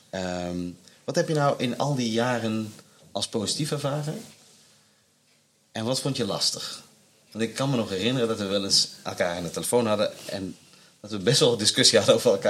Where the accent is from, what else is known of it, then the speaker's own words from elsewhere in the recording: Limburg, Netherlands; now in Rotterdam, Netherlands; ik als Limburger